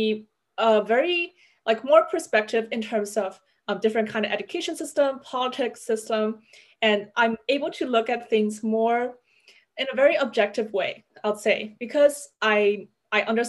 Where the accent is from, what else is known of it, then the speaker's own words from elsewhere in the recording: Shenzhen, Guangdong, China; moved away; also born or lived in Canada; I was born and raised in the Silicon Valley of China, which is a city called Shenzhen.